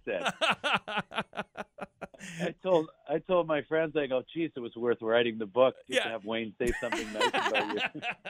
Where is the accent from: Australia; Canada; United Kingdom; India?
Canada; East Gwillimbury, Ontario; I'm from East Gwillimbury, Ontario.